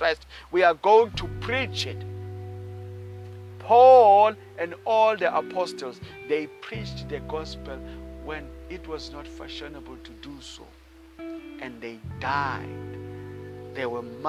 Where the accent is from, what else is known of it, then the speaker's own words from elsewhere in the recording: South Africa; I come from South Africa